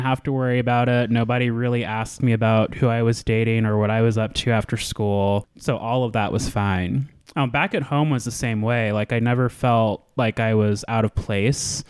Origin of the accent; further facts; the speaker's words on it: Anchorage, Alaska, United States; moved away; So I was born and raised in Anchorage, Alaska. I was a military kid for a little bit